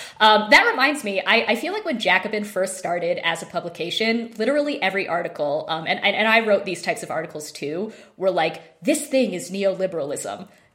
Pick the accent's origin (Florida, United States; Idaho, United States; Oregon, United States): Idaho, United States; now in New Mexico, United States; I am from Idaho, which is also in the mountain time zone. So I'm kind of returning back to the Rocky Mountain roots. But New Mexico's totally new for me.